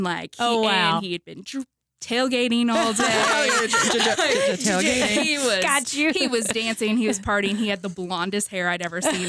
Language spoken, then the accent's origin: English; Oklahoma, United States; moved away as an adult; also born or lived in New Orleans, Louisiana; now in Owensboro, United States; I can't say born and raised in Oklahoma. I was born in New Orleans, raised in Oklahoma, family's from Oklahoma. Went to college at Oklahoma State.